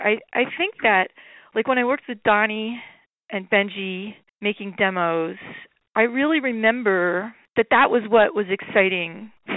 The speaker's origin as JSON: {"language": "English", "country": "Ireland", "said": "No, I'm so Irish, and Pepe was so Italian, I think."}